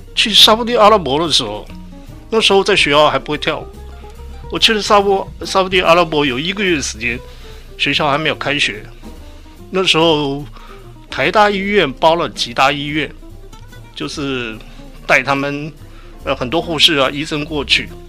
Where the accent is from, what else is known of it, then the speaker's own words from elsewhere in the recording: Kaohsiung, Taiwan; 我从小是在健身长大的